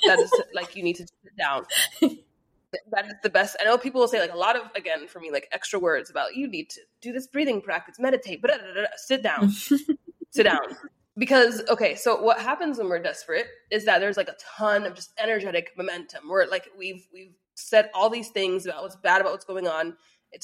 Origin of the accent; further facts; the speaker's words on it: United States; I was born and raised in America.